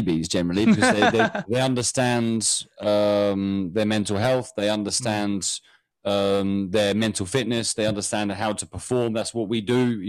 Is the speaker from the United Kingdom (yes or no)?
yes; United Kingdom; I'm British.